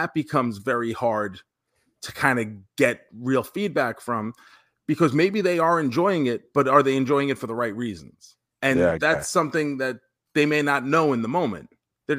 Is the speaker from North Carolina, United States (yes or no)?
no; New York, United States; now in Florida, United States; I grew up in New York